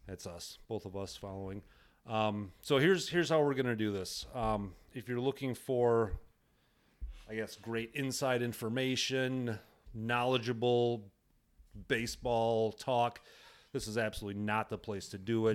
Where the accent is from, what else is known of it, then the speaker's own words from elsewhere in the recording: Wisconsin, United States; We're both from Wisconsin